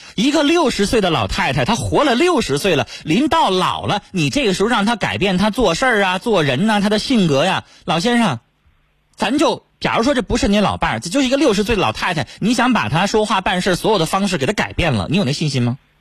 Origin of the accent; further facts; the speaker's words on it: China; 我们中国人